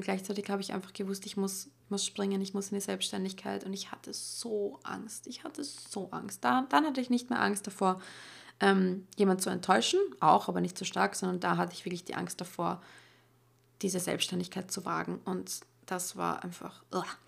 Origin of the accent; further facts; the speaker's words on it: Austria; bei uns in Österreich